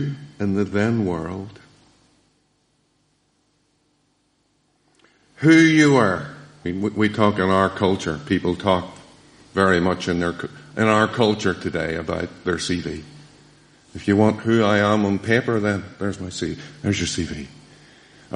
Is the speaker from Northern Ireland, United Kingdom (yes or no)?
yes; Downpatrick, Northern Ireland, United Kingdom; moved away; I went to school in Dunpatrick